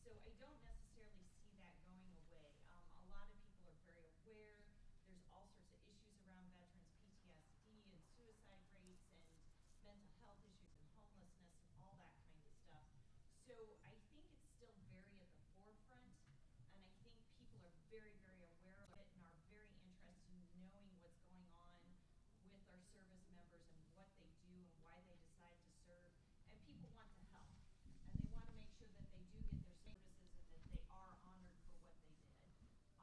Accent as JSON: {"language": "English", "region": "Illinois", "country": "United States", "also_born_or_lived": "Minnesota", "moved": "yes", "said": "back in my home state of Illinois"}